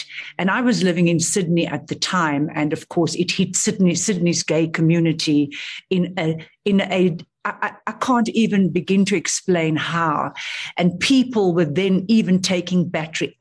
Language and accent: English; South Africa; moved away as an adult; also born or lived in Australia; being a South African in Australia at that time, working in the ANC office